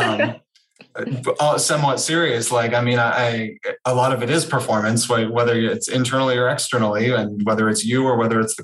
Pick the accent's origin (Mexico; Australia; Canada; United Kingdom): Canada; moved away as an adult; also born or lived in Toronto; now in New York, United States; I'm Canadian. So hopefully I've trained myself out of the oots and a boots in the podcast realm. So Canadian, I moved to New York from Toronto last May